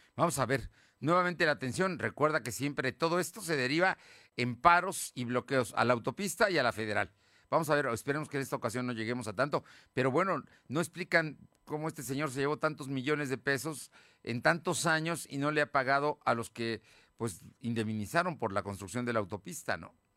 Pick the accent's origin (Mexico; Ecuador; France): Mexico; Puebla; soy poblano, aquí he vivido siempre